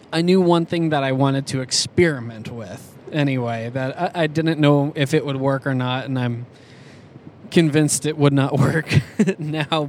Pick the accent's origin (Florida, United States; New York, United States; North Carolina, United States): New York, United States; Schenectady; I was born in Schenectady, New York, in okay. 1985